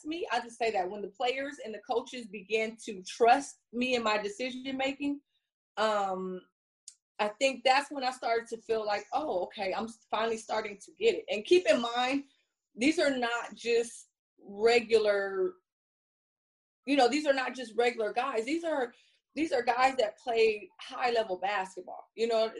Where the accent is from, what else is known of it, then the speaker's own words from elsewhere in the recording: Compton, California, United States; I grew up in Compton.